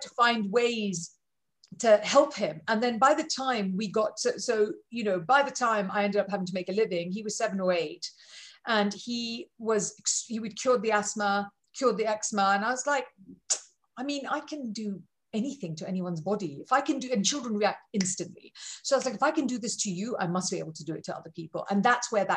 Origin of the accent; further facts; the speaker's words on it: India; I'm Indian.